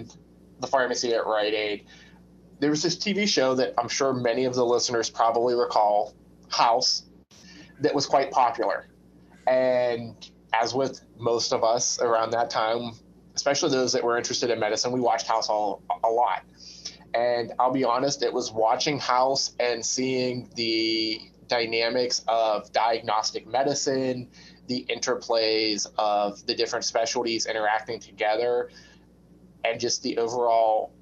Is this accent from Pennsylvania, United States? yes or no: yes; Pittsburgh, Pennsylvania, United States; also born or lived in West Virginia; I'm born and raised in Pittsburgh. Other than the time I spent at medical school, I've lived in Pittsburgh my whole life.